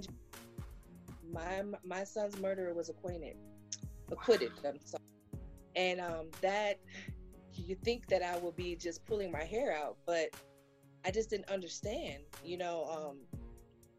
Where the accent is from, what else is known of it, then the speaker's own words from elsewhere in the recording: Gary, Indiana, United States; now in South Bend, United States; I'm normally from Gary, Indiana